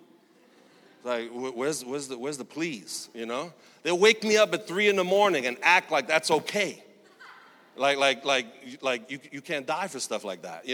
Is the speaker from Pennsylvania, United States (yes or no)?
no; New York City, New York, United States; I grew up in Sunset Park, Brooklyn, single mom, welfare recipient for most of my life